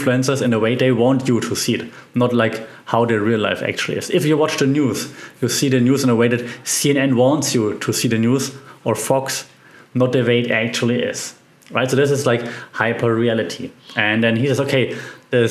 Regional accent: Germany; accent: German; English is a second language; my German accent sometimes comes through

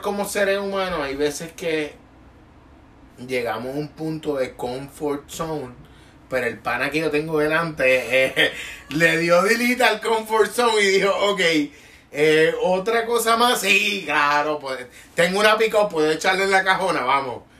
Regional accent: Puerto Rico; como puertorriqueño

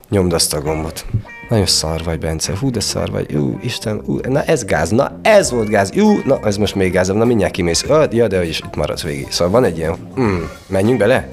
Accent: Sfântu Gheorghe, Covasna County, Romania; born or raised there; accent: Székely

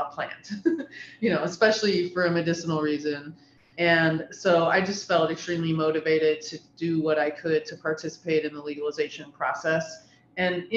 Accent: Ohio, United States; I'm born and raised in Ohio, been here my whole life.

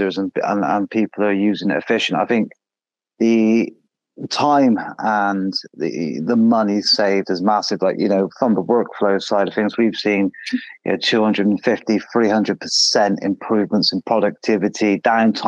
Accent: United Kingdom; Being British

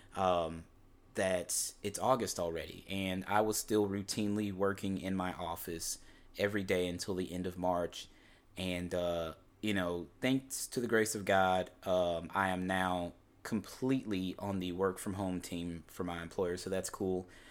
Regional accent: University City, Missouri, United States; I am born and raised in Saint Louis, Missouri, more specifically University City, Missouri, which is a small suburb of Saint Louis.

